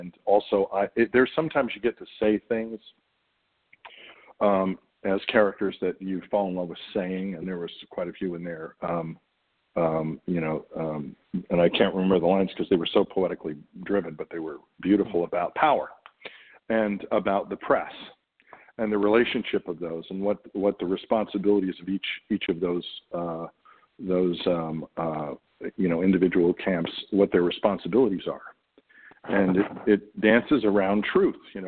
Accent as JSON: {"language": "English", "country": "United States", "said": "As an American actor"}